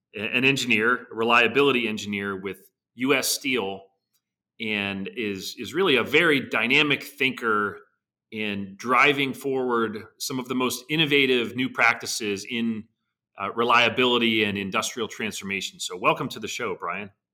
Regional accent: Pittsburgh, Pennsylvania, United States; Pittsburgh, which is, you know, just for some context, my hometown. I grew up, you know, ten miles from, from the, uh, you know, Irvin Works mill.

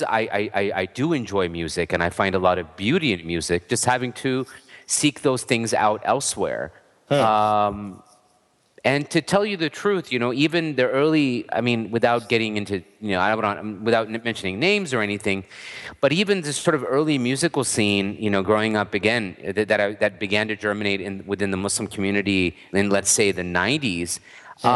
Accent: United States; I was born and raised here

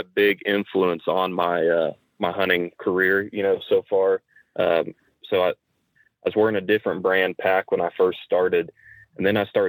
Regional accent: Woodward, Oklahoma, United States; I'm from Northwest Oklahoma, small town called Woodward. Grew up deer hunting, whitetail hunting with my dad.

